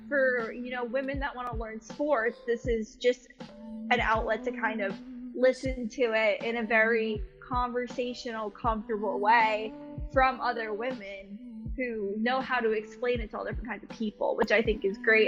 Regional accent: Boston, Massachusetts, United States; I'm originally from Boston

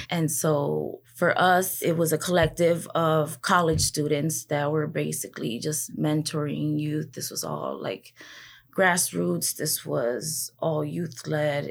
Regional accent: Chicago, Illinois, United States; born and raised in Humboldt Park

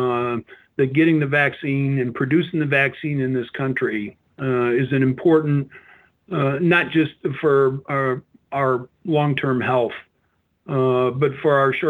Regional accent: Northwest Indiana, United States; I grew up in Northwest Indiana

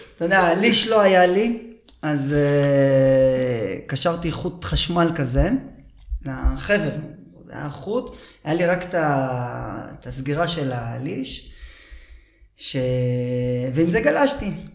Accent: Holon, Tel Aviv District, Israel; moved away as an adult; also born or lived in Herzliya; גדלתי בחולון, אה, עד כיתה ו'. כיתה ו' הגעתי להרצליה

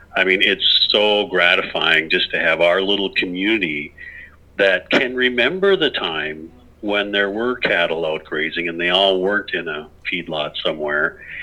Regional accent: Clearwater, Minnesota, United States; the farm that I grew up on by in Clearwater, Minnesota

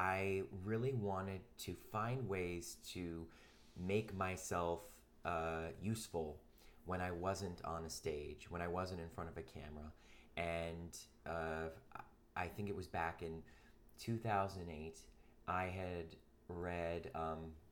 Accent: Cleveland, Ohio, United States; also born or lived in New York; now in Los Angeles, United States; I grew up in Cleveland, Ohio

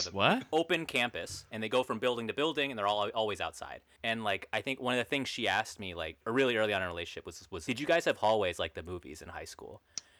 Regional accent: Alaska, United States; Since we're all from Alaska

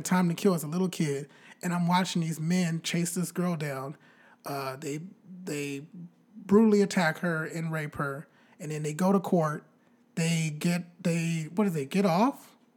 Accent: Bakersfield, California, United States; my hometown, Bakersfield

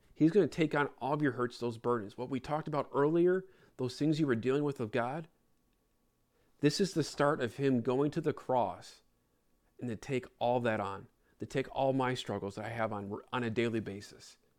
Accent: Chicago, Illinois, United States; I grew up in Chicago

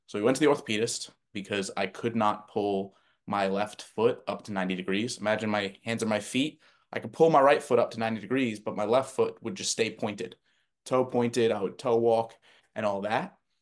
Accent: New Jersey, United States; where I grew up in New Jersey

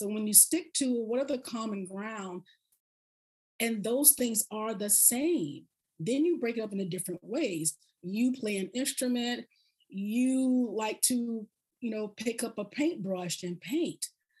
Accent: the South, United States; I had to just remember I'm from the South. So I process this kind of slowly.

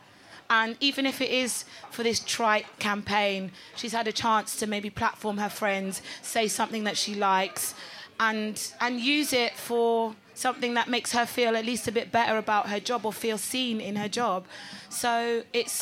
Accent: Delta, Nigeria; I'm Nigerian and I'm from Delta State.

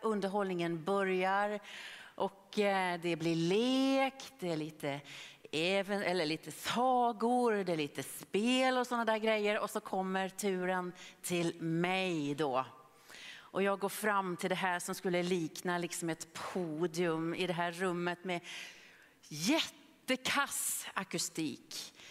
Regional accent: Norway; now in Gothenburg, Sweden; jag var bara nio år gammal när fröken Astrid Sörensen hemma i Norge frågade klassen

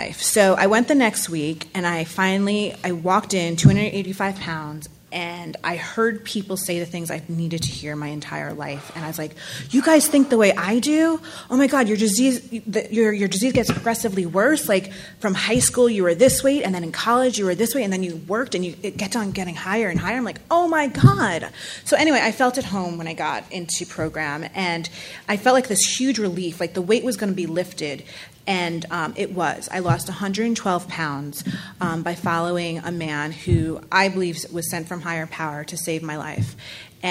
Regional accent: New York City, New York, United States; I am from New York City

